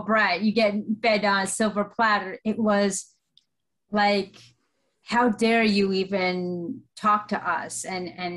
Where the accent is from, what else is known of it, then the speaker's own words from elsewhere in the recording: United States; also born or lived in Colombia; I was born and raised in America.